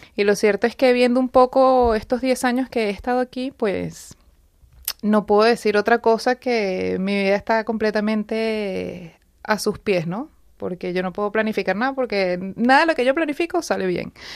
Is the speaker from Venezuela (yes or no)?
yes; Venezuela; moved away as an adult; now in Madrid, Spain; Yo vengo de Venezuela, tengo 10 años en España